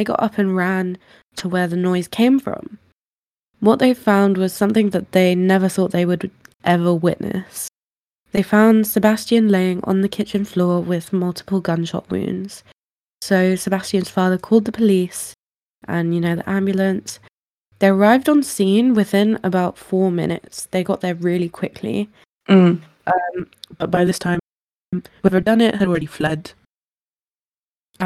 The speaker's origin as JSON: {"language": "English", "region": "England", "country": "United Kingdom", "said": "we're English"}